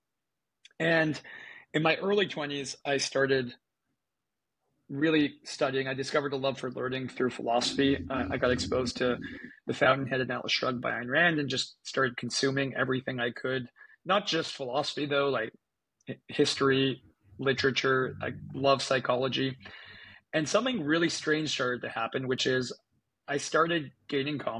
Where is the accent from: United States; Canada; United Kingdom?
Canada; I'm from Canada. I grew up in Canada and went to a public school in Canada.